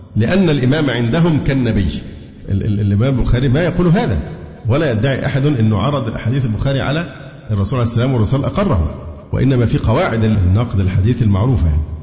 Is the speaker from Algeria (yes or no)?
no; Alexandria, Alexandria Governorate, Egypt; أنا اسكندراني